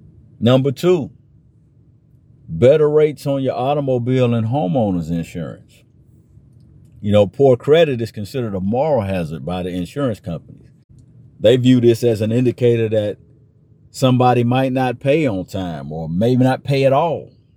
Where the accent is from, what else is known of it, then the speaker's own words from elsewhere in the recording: Chicago, Illinois, United States; now in Atlanta, United States; You know, I grew up in the Chicago area, so I'm a Cubs fan myself